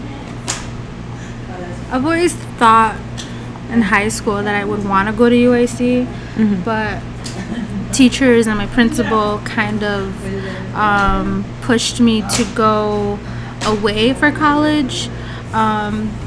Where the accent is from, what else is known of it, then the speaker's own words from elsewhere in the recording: Chicago, Illinois, United States; also born or lived in Midway area, Chicago; born and raised in Pilsen, but currently live by the Midway area